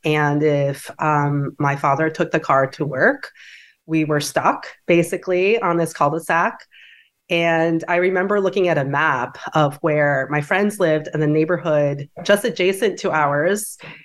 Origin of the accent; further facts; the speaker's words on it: DeWitt, New York, United States; I grew up in Dewitt, which is a suburb outside of Syracuse, New York